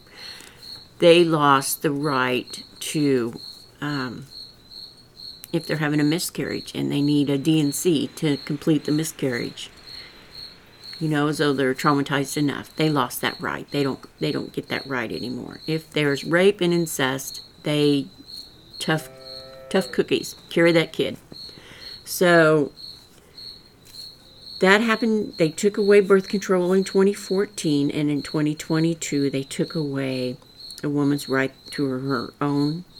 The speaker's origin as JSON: {"language": "English", "region": "rural Missouri", "country": "United States", "accent": "rural Missouri", "said": "I've got that rural Missouri accent"}